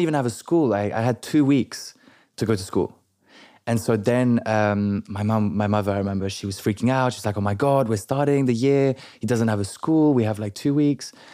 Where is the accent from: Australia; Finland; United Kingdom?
United Kingdom; London; first language French; English is a second language; also born or lived in Paris, France / Biarritz, France; I grew up in London from the age of six